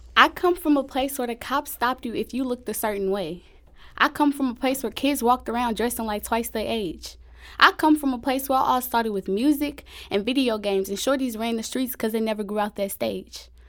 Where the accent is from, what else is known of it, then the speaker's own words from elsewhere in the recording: St. Louis, Missouri, United States; I'm from Saint Louis